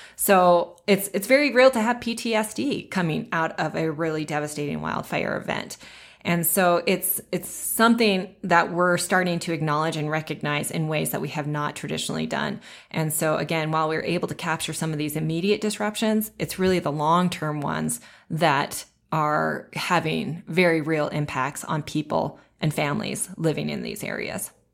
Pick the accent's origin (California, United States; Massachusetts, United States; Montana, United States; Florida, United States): Montana, United States; Bozeman; also born or lived in Livingston, Montana; I was born and raised in Bozeman, Montana, which is in the southwest corner of the state